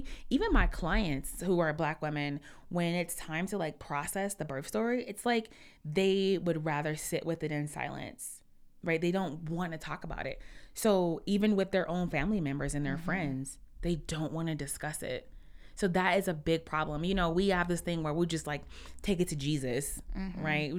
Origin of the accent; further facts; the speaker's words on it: Detroit, Michigan, United States; We're from Detroit. We're from inside Detroit, right? Mm-hmm. The real Detroit.